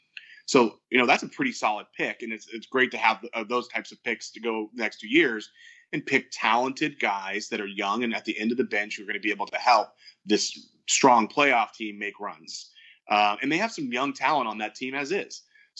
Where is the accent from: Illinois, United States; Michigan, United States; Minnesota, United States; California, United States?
Minnesota, United States; Minnesota is not, you know, love it. My hometown is not an easy place to get